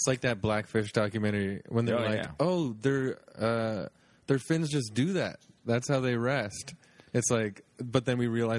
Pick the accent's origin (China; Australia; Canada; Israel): Canada; as a Canadian